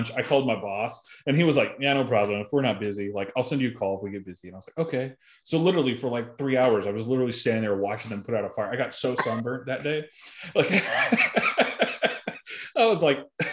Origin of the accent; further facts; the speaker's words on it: Arizona, United States; I'm from Arizona